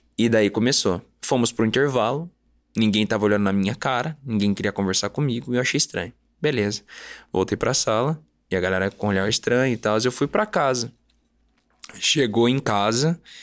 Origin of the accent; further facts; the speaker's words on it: Curitiba, Paraná, Brazil; Eu nasci em Curitiba, Paraná.